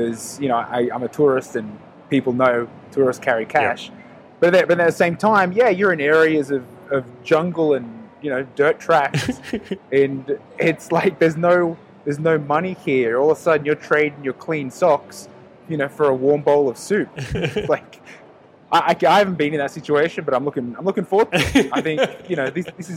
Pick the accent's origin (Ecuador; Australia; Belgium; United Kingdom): Australia; now in Mexico; I'm Aussie